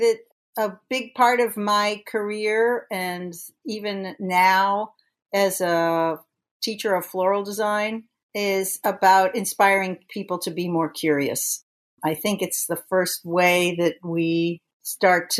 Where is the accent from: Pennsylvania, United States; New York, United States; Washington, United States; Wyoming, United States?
New York, United States; Long Island; when I grew up on Long Island, I had no, you know, special arts training